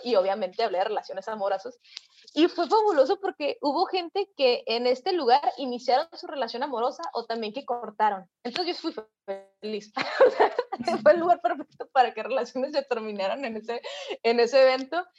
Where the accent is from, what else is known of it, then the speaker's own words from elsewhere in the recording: Mexicali, Baja California, Mexico; yo soy de Mexicali, Baja California, una ciudad súper al norte de México.